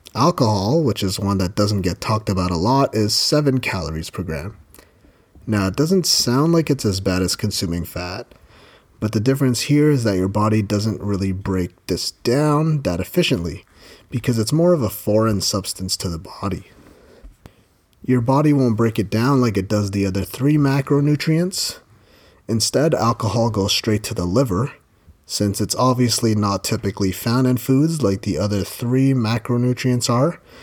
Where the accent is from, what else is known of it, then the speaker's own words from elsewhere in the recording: Ontario, Canada; I've been blessed to have been born and raised in Ontario, Canada.